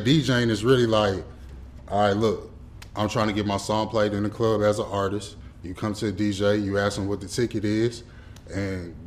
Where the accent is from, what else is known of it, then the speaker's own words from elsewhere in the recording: Atlanta, Georgia, United States; moved away as an adult; also born or lived in Detroit, Michigan / Cincinnati, Ohio; I was born in the D. Okay. I was raised out here in Atlanta, on the north side to be exact